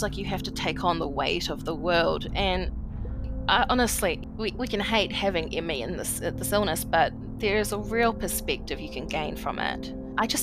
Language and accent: English; New Zealand; I'm 29 and from New Zealand